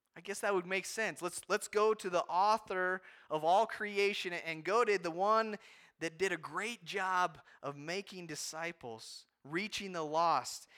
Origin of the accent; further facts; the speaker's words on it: United States; as American Christians